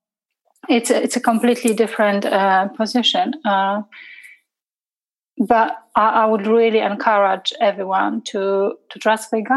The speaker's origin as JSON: {"language": "English", "country": "Poland", "second_language": "English", "moved": "as an adult", "lives_now": "England", "said": "I'm coming from a very Catholic, 98% of Polish people are Catholic and they go to, church on Sunday"}